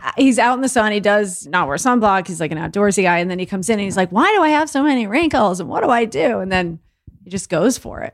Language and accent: English; Longmeadow, Massachusetts, United States; moved away; from a little tiny town in Massachusetts called Long Meadow, out in western